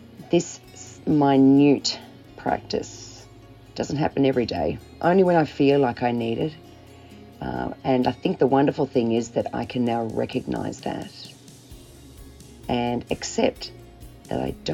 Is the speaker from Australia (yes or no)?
yes; Melbourne, Victoria, Australia; from Melbourne, Australia.